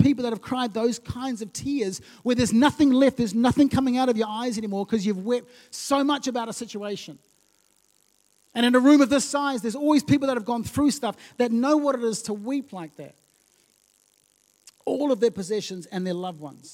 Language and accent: English; Lautoka, Western Division, Fiji; moved away; When I was growing up, I used to live in Fiji as a kid.